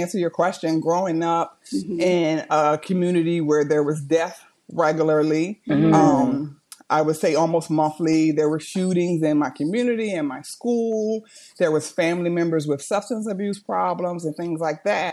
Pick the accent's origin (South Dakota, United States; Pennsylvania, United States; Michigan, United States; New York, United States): Pennsylvania, United States; Chester; now in Delaware, United States; I am from Chester, Pennsylvania, which is a small city outside of Philadelphia, but I am a resident of Delaware